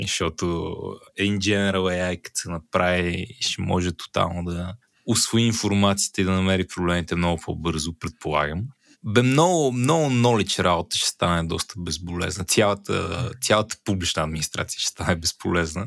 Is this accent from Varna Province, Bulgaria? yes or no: no; Botevgrad, Sofia Province, Bulgaria; По принцип не съм от Бургас. В принцип съм от Ботевград